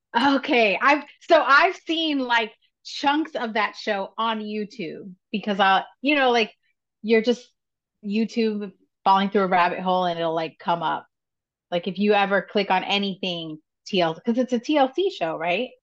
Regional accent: New York City, New York, United States; as a New Yorker

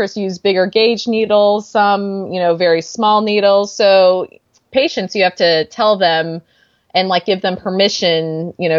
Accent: Missouri, United States; now in California, United States; I'm from Missouri

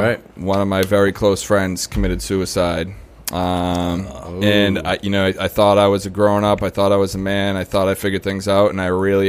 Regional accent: Boston, Massachusetts, United States; I grew up in Boston my whole life, West Roxbury. I had a great upbringing.

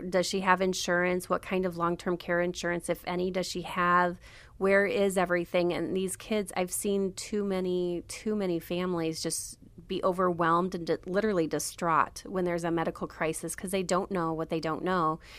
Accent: Wellsburg, Iowa, United States; moved away as an adult; now in Milwaukee, United States; I'm from a small town called Wellsburg, Iowa. There's about seven hundred people there

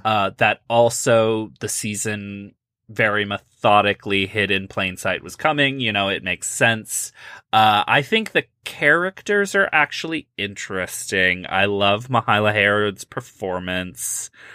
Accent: Midwest, United States; I am from the Midwest

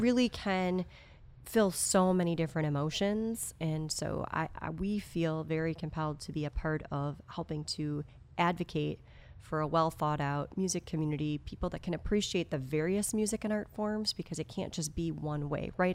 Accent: outside of Madison, Wisconsin, United States; moved away as an adult; now in Appleton, United States; I grew up actually outside of Madison.

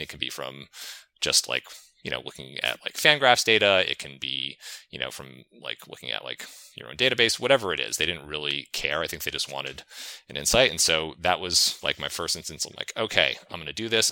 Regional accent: New England, United States; I grew up in New England

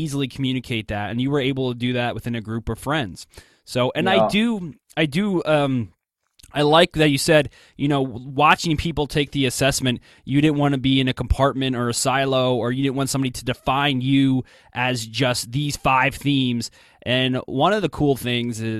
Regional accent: New Jersey, United States; growing up, I barely got outside of New Jersey

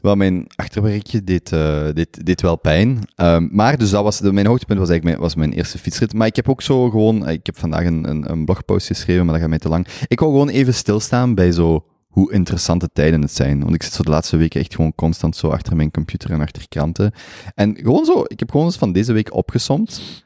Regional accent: Belgium; als Belg

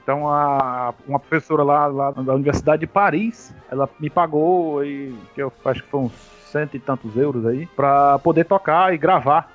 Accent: Ceará, Brazil; aqui no Ceará a gente chama, a gente tem a macaxeira e a gente tem a mandioca

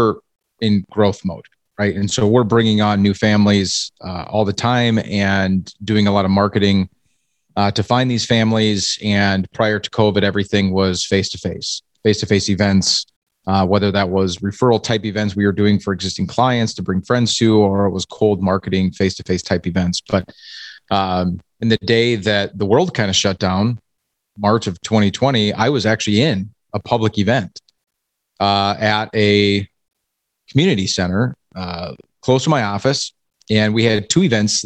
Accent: Iowa, United States; now in Minnesota, United States; I grew up in Iowa, and in Iowa they spell hockey wrestling

